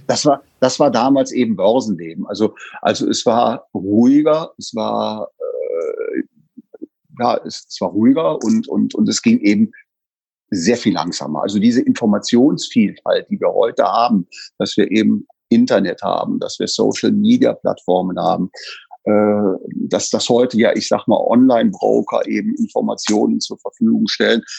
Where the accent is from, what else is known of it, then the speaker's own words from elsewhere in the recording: Bonn, North Rhine-Westphalia, Germany; gebürtig aus dem Rheinland in Bonn geboren